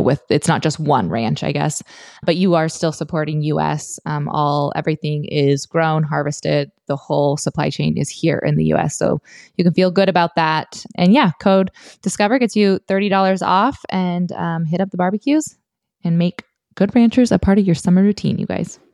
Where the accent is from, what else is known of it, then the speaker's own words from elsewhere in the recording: Montana, United States; I grew up in Montana